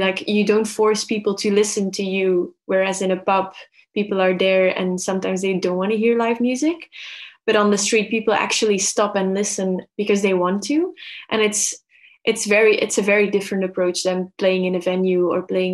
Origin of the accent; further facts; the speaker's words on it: Belgium; moved away as an adult; now in Melbourne, Australia; I am originally from Belgium, moved to Melbourne 2 years ago.